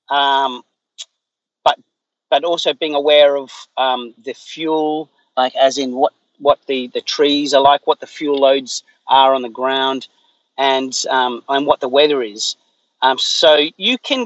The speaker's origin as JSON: {"language": "English", "area": "Blue Mountains, west of Sydney", "region": "New South Wales", "country": "Australia", "tie": "born or raised there", "said": "where I grew up was in the Blue Mountains, which is west of Sydney"}